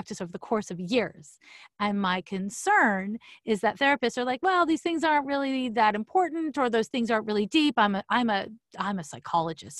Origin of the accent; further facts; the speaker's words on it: Quebec, Canada; moved away as an adult; also born or lived in San Francisco; I'm from Quebec, so it's CEGEP